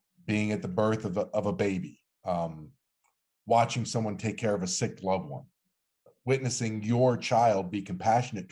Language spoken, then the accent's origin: English; New Jersey, United States; I'm 100% born and raised in Jersey